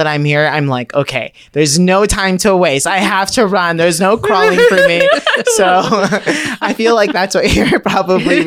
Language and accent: English; Orange County, California, United States; I grew up in Orange County